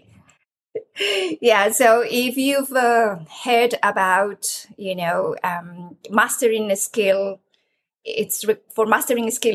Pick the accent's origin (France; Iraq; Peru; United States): Peru; moved away as an adult; now in United Kingdom; I am originally from Peru, and I have a degree in architecture. I came to the UK many years ago to do a PhD